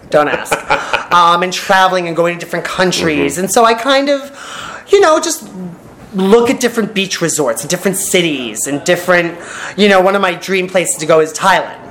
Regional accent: New York, United States; moved away as an adult; now in California, United States; we are, both New Yorkers

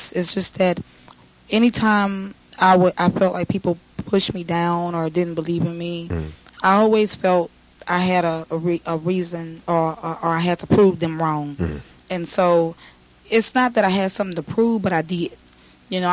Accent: Houston, Texas, United States; I grew up in Houston, Texas, in the streets of Fifth Ward

